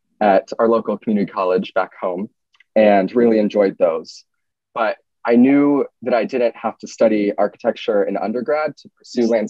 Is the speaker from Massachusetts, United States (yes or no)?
no; Bay Area, California, United States; moved away as an adult; now in New York, United States; I'm from California, from the Bay Area